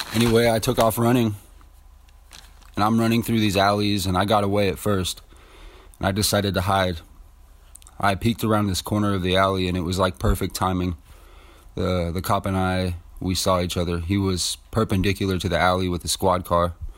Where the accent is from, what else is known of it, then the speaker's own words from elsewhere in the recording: Ceres, California, United States; also born or lived in Modesto; I was raised in the Central Valley of California, more specifically Ceres and Modesto area